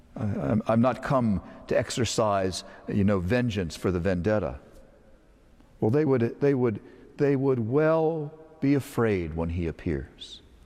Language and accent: English; Northern Virginia, United States; When I was a child, I grew up in Northern Virginia.